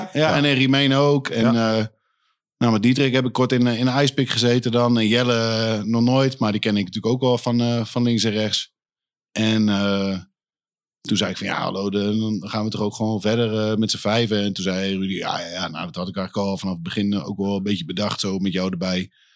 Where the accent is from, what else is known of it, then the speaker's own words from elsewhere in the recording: Leiden, South Holland, Netherlands; moved away as an adult; now in Leeuwarden, Netherlands; ik ben eh, geboren in Leiden. Leiden? Eh, heb ik nooit ook een moment meer gewoond. Ik zeg wel altijd tegen iedereen van, nou, daar, daar kom ik vandaan. Maar eh, ja, ik ben wat opgegroeid onder de rook van de Leidse meelfabriek